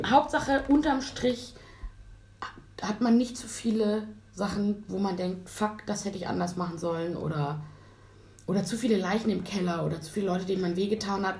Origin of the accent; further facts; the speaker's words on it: Hamburg, Germany; wir haben nicht mitten in Hamburg gewohnt, sondern sozusagen am Stadtrand